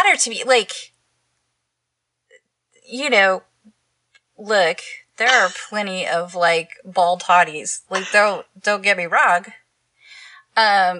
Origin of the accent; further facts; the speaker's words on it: Texas, United States; I'm from Texas.